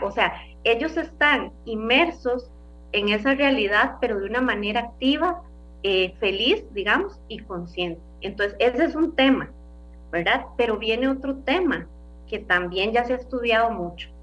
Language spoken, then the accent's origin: Spanish; Costa Rica; como costarricenses